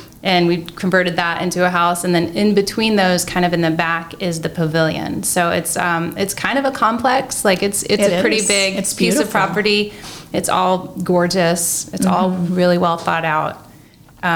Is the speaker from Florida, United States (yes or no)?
yes; Florida, United States; now in Marion, United States; Growing up in Florida